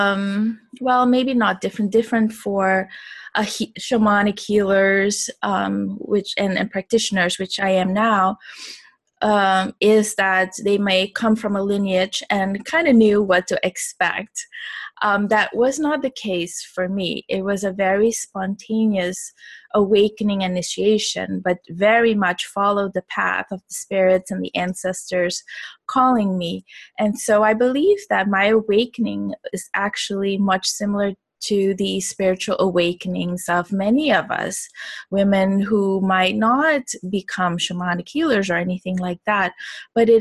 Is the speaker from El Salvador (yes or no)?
no; Suriname; moved away; also born or lived in Miami; I am originally from Suriname, which is a little country, actually, small population, not that little. It's the size of Georgia, right above Brazil. And most people don't know that it's almost completely covered with Amazon rainforest. So I grew up over there